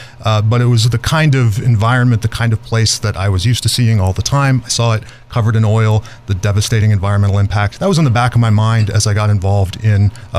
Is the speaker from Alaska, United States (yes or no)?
yes; Petersburg, Alaska, United States; moved away as an adult; also born or lived in Juneau, Alaska / Arizona / Bay Area, California / New York; now in Georgia, United States; I grew up in Southeast Alaska in a little town called Petersburg, and later on in Juneau, the capital, population 28,000, no roads out.